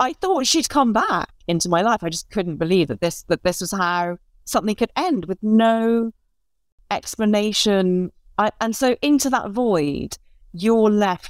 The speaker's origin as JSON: {"language": "English", "region": "Northern Ireland", "country": "United Kingdom", "tie": "born or raised there", "also_born_or_lived": "London", "said": "I was born in London, but I grew up in the north of Ireland. And it was a very specific time to move there as an English person"}